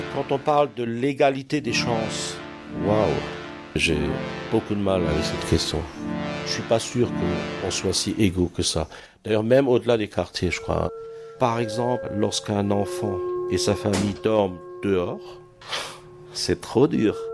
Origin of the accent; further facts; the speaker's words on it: Ratzwiller, Grand Est, France; moved away as an adult; now in Strasbourg, France; je suis du nord de l'Alsace, de Ratzwiller, la région de Dibringen.